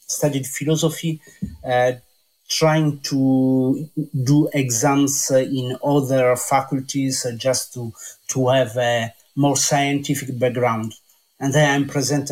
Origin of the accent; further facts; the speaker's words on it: Italy; also born or lived in Scarborough, England; now in France; I came from Italy, and now I'm living in France, even if I spent a little bit of time in England, Scarborough, in North Yorkshire